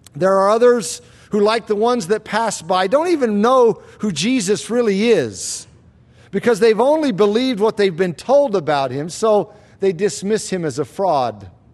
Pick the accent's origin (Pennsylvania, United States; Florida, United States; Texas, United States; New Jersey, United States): Florida, United States; When I was a kid growing up in Florida